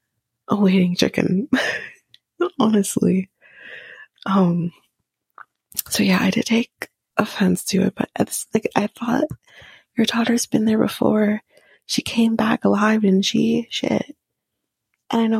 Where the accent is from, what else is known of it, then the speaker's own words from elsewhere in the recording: near Toronto, Ontario, Canada; we're from Ontario, near Toronto. We don't live in Toronto, but we're near Toronto